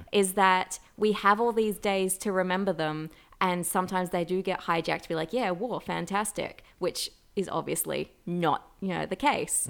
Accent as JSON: {"language": "English", "country": "Australia", "tie": "born or raised there", "said": "growing up in Australia, we've always had, uh, Anzac Day"}